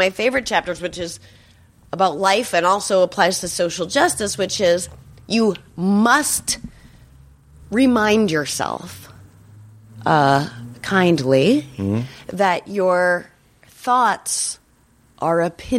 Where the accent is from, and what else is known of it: New Hampshire, United States; born or raised there; also born or lived in Boston